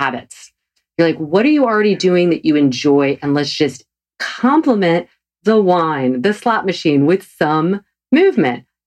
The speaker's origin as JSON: {"language": "English", "region": "the South", "country": "United States", "said": "I'm from the South."}